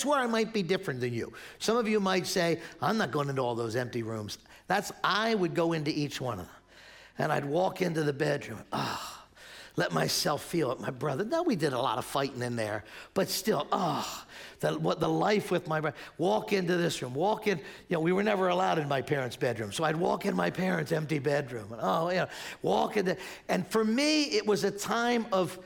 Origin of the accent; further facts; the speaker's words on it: Spruce Avenue, Pennsylvania, United States; I grew up right down the street here on Spruce Avenue, born and raised here.